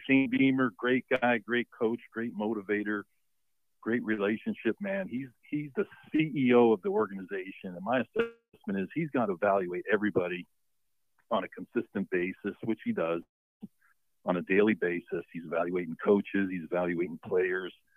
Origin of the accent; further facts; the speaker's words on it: Pennsylvania, United States; now in Columbia, United States; I'm from Pennsylvania. I'm down here in Columbia